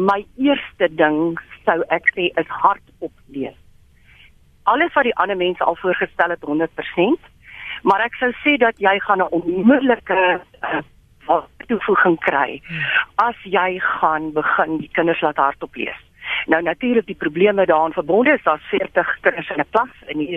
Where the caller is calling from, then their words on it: Centurion, Gauteng, South Africa; Ek is hier van Centurion